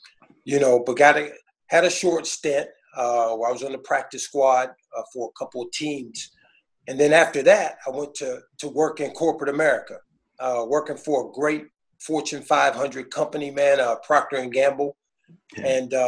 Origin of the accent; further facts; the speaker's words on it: Midwest, United States; I'm from the Midwest. I'm a Midwest guy.